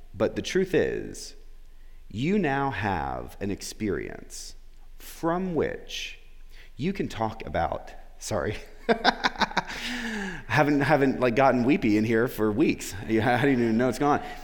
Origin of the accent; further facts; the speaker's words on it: Florida, United States; moved away as an adult; also born or lived in Memphis; I was back where I grew up in Florida